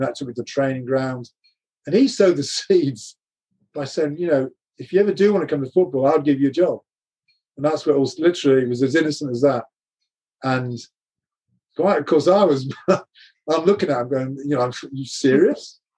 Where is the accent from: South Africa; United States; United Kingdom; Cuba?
United Kingdom; England; as an Englishman